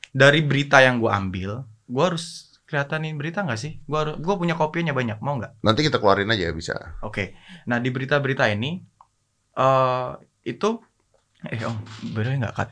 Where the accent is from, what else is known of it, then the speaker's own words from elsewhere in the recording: Java, Indonesia; Asu, aku orang Jawa iso loh ngomong asu Kancok.